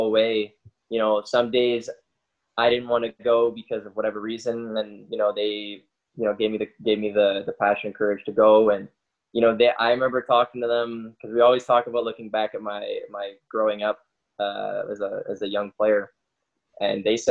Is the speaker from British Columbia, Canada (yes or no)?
no; Peterborough, Ontario, Canada; moved away; I grew up in a smaller city in Ontario called Peterborough.